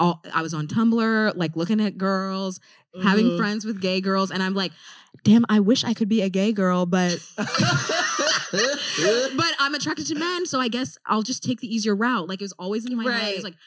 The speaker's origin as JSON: {"language": "English", "region": "the South", "country": "United States", "tie": "born or raised there", "said": "we grew up in the South."}